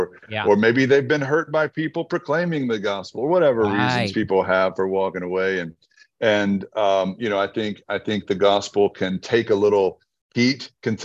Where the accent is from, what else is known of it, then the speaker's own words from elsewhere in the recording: Red Lick, Texas, United States; my upbringing in Red Lick, Texas